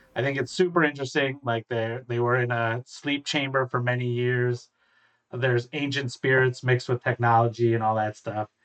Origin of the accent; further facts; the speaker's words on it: Michigan, United States; I'm from Michigan